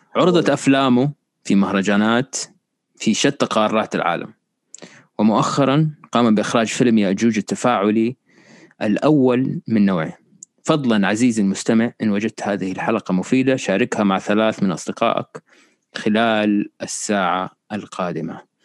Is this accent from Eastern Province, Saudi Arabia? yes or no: no; Riyadh, Riyadh Province, Saudi Arabia; انا كنت مولود في الرياض